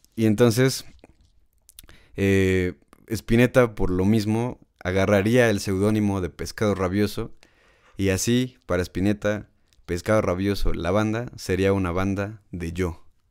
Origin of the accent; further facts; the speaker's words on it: Mexico; aquí el problema en México